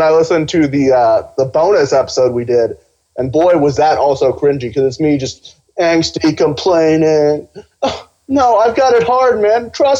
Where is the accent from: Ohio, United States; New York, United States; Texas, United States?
Ohio, United States; Cincinnati; also born or lived in Pakistan; I'm Pakistani, sort of. I was born in Pakistan. I was raised in Cincinnati, greatest city in the world.